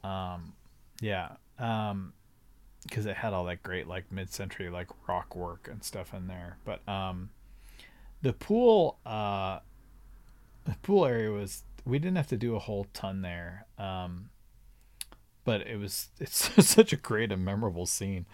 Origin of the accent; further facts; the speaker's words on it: Laguna Beach, California, United States; I grew up in Laguna Beach